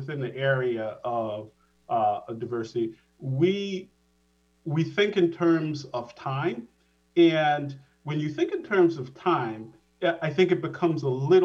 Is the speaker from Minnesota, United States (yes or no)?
no; Providence, Rhode Island, United States; moved away as an adult; also born or lived in Boston, Massachusetts; Providence, Rhode Island is where I was born.